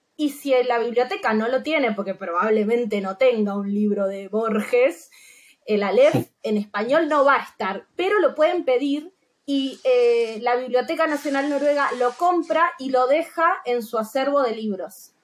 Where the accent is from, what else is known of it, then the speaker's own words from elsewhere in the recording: Misiones, Argentina; moved away as an adult; now in Norway; en Argentina yo soy de Misiones, que es en el interior, en la frontera con Paraguay y Brasil